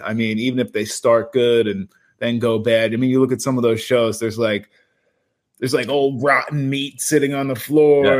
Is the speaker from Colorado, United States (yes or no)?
no; New Jersey, United States; we're the Garden State